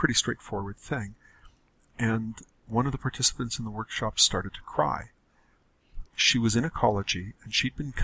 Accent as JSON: {"language": "English", "country": "Canada", "said": "I'm a Canadian"}